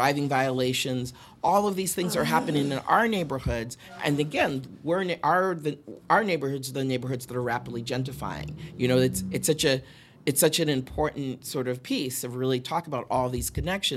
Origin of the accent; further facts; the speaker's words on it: Boston, Massachusetts, United States; now in Brooklyn, United States; I'm originally from Boston